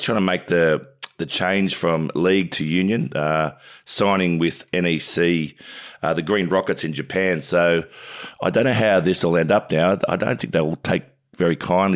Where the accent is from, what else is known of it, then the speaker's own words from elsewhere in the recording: New South Wales, Australia; I'm from New South Wales.